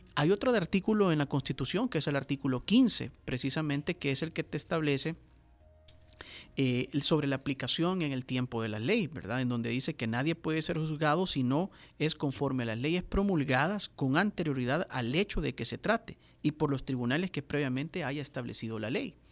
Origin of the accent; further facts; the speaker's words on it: El Salvador; nosotros como salvadoreños